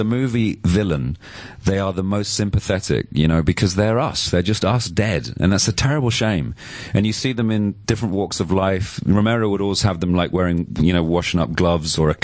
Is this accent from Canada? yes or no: no; London, United Kingdom; being a Londoner